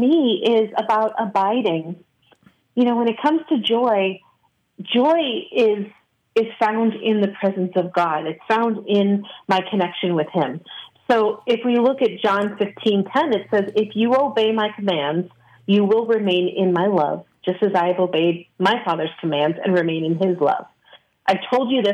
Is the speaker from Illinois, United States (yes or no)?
yes; Chicago, Illinois, United States; moved away as an adult; I spent my whole life in Chicagoland, in the western suburbs